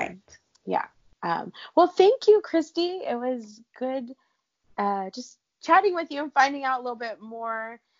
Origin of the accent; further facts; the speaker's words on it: California, United States; I live in California. I grew up in California